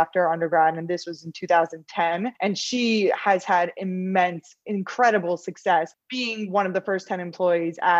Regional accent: New York, United States; also born or lived in Los Angeles, California; I'm originally from New York. I grew up here, loved the East Coast

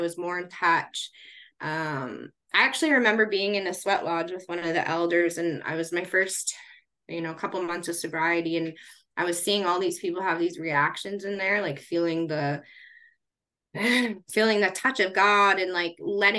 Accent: Regina, Saskatchewan, Canada; moved away as an adult; I grew up in Regina, which is, heavily Indigenous

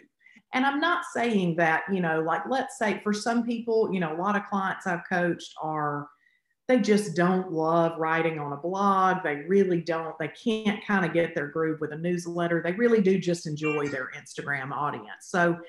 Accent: the South, United States; I think for me, it definitely, you know, growing up in the South is just like everywhere.

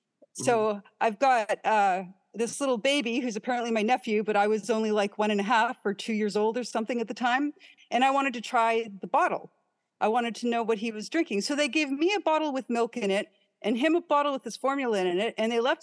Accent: Grand Beach, Manitoba, Canada; also born or lived in Pine Falls, Manitoba / Winnipeg, Manitoba / Churchill, Manitoba / Lynn Lake, Manitoba; And I didn't really ever stay in Pine Falls because I hated it there. So I pretty much grew up in Grand Beach.

